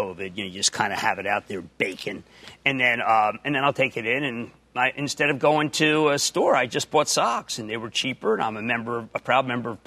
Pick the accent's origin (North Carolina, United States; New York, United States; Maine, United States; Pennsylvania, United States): Pennsylvania, United States; Philadelphia; accent: Philadelphia; my Philadelphia accent